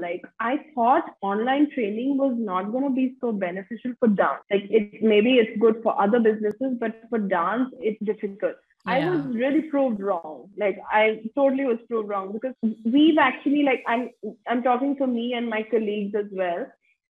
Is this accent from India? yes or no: yes; India; also born or lived in United States; I'm coming from India where ballet is just not a thing